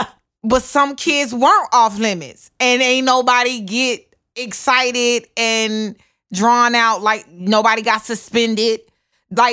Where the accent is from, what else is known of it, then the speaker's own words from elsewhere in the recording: the South, United States; I'm from the South. So homeschool was done totally different than, I don't know, probably whatever idea you have, but it was more like a community homeschool.